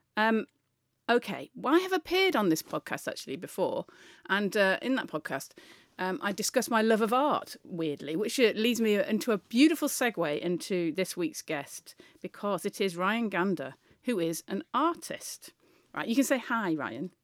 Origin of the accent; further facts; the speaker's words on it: near Manchester, North West England, United Kingdom; as somebody who grew up near Manchester